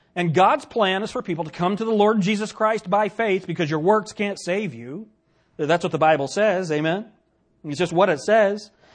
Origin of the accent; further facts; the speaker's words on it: United States; especially as an American